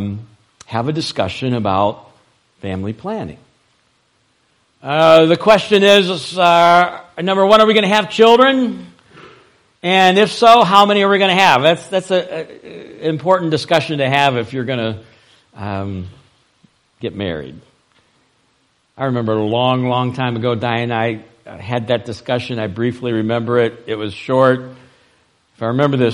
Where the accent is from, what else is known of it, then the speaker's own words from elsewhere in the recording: Ohio, United States; The church that I grew up in Ohio, that my dad pastored for 18 years